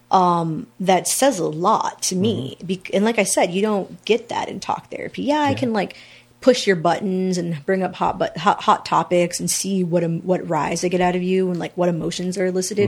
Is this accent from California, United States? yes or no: no; San Antonio, Texas, United States; moved away as an adult; I'm originally from San Antonio